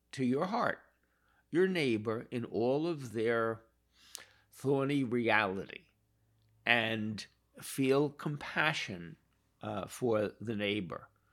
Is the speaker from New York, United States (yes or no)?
yes; New York City, New York, United States; I was born in Brooklyn in nineteen forty-three